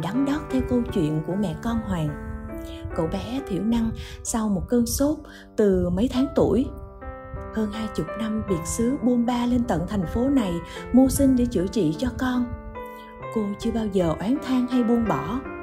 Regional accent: Ho Chi Minh City, Vietnam; một người sinh ra và lớn lên trên mảnh đất phồn hoa đô hội này

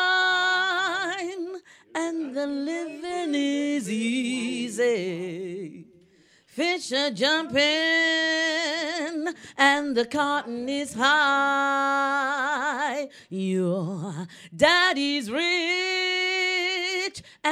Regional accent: London, United Kingdom; I was born around Stoke Newington

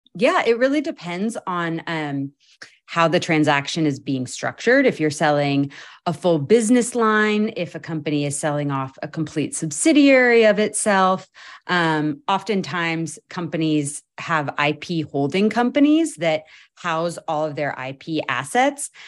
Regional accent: Oregon, United States; also born or lived in New York City / Boston; now in East Bay, United States; I am a West Coaster. I was born in Oregon

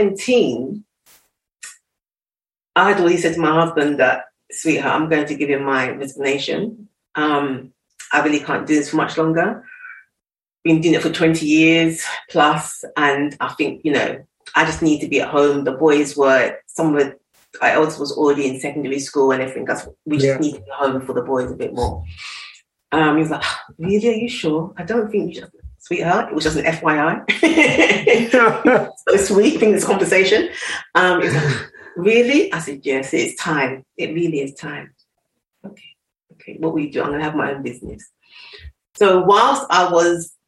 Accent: London, United Kingdom; I'm school in East London

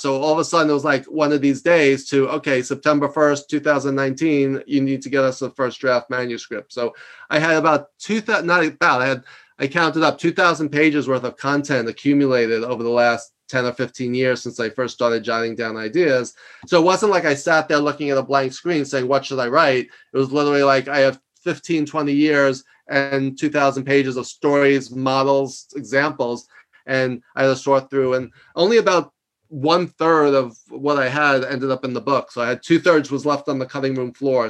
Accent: New York, United States; I'm from New York

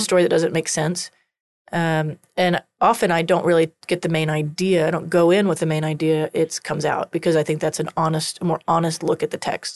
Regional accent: Texas, United States; accent: Texas country; I have a coun-, Texas country accent sometimes.

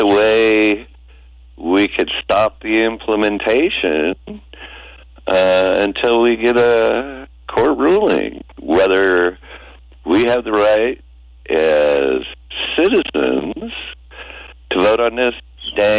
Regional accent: Salem, Oregon, United States; citizens of Salem

